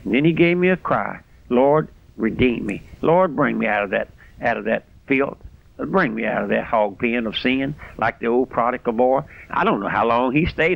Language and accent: English; South Louisiana, United States; I'm just an old country boy raised out here in South Louisiana on a strawberry patch.